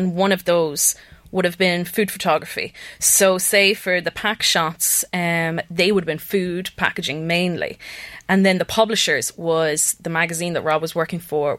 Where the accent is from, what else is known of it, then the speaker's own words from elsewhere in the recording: Kells, County Meath, Ireland; moved away as an adult; also born or lived in Germany / Sweden; I was born in Kells and I stayed there until I finished school. And then I ended up travelling around for a good while and living in Germany and then Sweden.